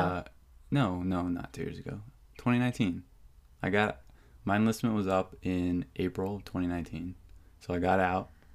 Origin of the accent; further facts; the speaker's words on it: Whidbey Island, Washington, United States; also born or lived in Seattle, Washington / Bainbridge Island, Washington; grew up on Whidbey Island